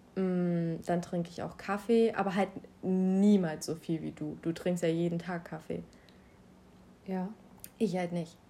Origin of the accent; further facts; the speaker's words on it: Schleswig-Holstein, Germany; komme aus Schleswig-Holstein, genauso wie